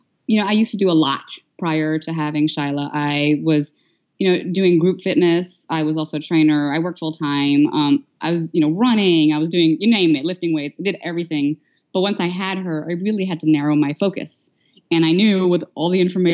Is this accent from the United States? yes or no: no; Philippines; moved away; I was born and raised in the Philippines, though I am of Indian descent